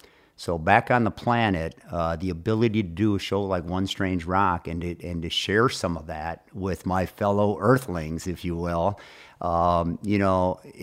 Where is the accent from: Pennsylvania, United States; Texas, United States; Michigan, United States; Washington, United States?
Michigan, United States; I am from Michigan.